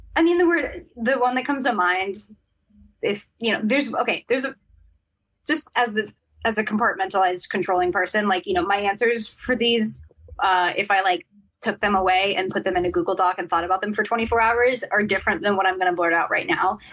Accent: Sacramento, California, United States; I grew up in Sacramento

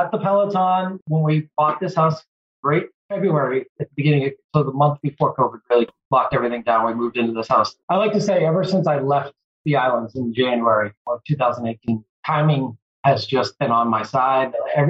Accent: Massachusetts, United States; also born or lived in Virginia; I grew up and lived in Massachusetts all my life, playing sports. I went to college, played sports, moved back to Massachusetts after going to Virginia Tech and worked

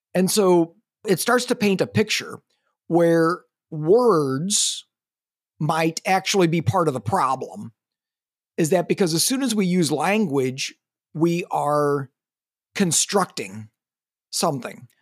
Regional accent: Missouri, United States; now in Eugene, United States; I'm from Missouri, you know, the show me state

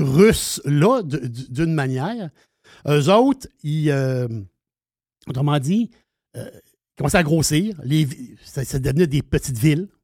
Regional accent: Quebec, Canada; on est québécois

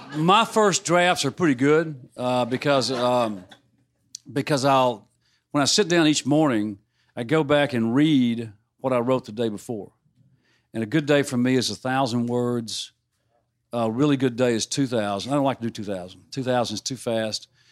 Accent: Mississippi, United States; growing up in Mississippi

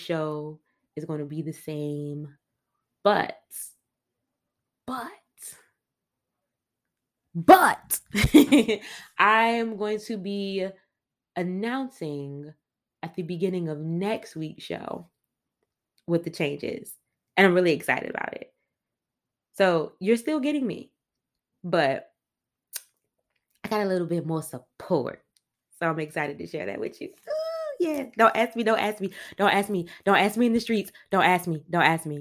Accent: Washington, District of Columbia, United States; I grew up on in Northeast DC, Capitol Hill neighborhood

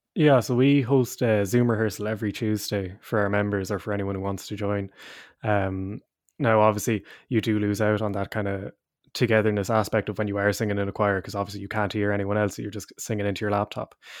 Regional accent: Leinster, Ireland; moved away as an adult; also born or lived in Cork; I'm from up the country, I'm from Leash myself

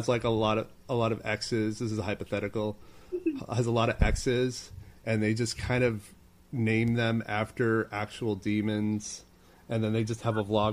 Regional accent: Maine, United States; now in New York City, United States; I live in New York City, but I'm originally from Maine, and Maine is freaking cold.

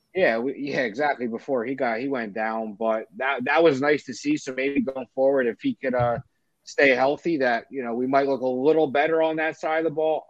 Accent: right outside Philadelphia, New Jersey, United States; I am um, from South Jersey, right outside Philly. I was born in Philly, surrounded by Eagles fans my whole life

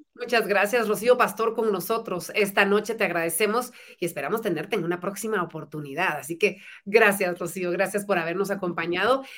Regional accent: Guatemala; los guatemaltecos podemos

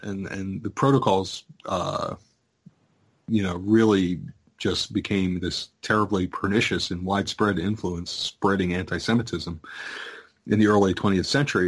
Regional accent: United States; I'm an American

